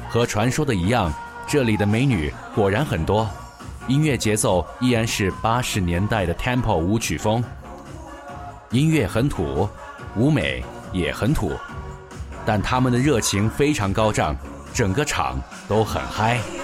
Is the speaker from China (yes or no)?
yes; China; 我们来自中国